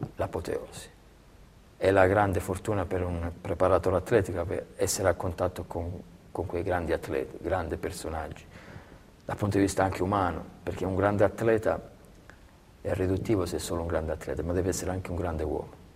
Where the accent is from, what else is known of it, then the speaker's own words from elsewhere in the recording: Belvedere Marittimo, Calabria, Italy; moved away as an adult; now in Siena, Italy; a Belvedere Marittimo, nel mio paese